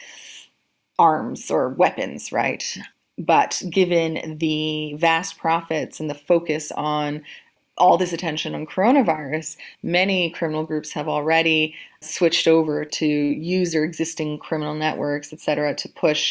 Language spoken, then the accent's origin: English; Canada; moved away as an adult; now in London, United Kingdom; in Canada, which I'm Canadian